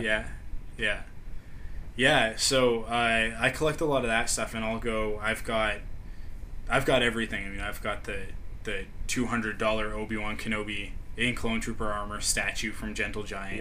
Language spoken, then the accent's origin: English; Canada; me being a Canadian